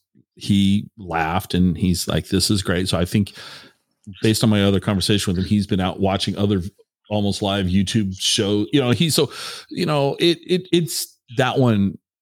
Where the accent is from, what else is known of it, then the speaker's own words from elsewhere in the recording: Tacoma, Washington, United States; I mean, I grew up in Tacoma